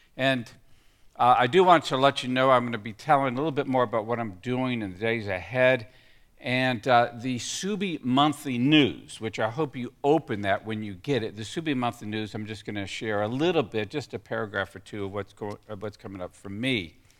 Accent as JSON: {"language": "English", "region": "Texas", "country": "United States", "tie": "born or raised there", "said": "when I grew up in Texas"}